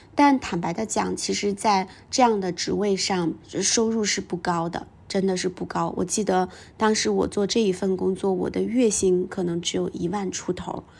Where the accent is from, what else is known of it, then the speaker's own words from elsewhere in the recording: a small town in northern China, China; moved away; also born or lived in Beijing; 因为在我们成长的那个年代，我是八零后，在我们成长的那个年代，在北方的小镇里面